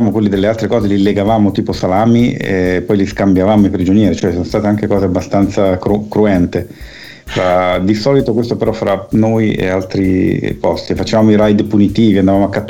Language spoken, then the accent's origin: Italian; Milan, Lombardy, Italy; Io sono nato nel 70 e sono cresciuto a Milano in un eh, quartiere eh, che all'epoca era periferico, adesso è quasi in centro perché la città è cresciuta a dismisura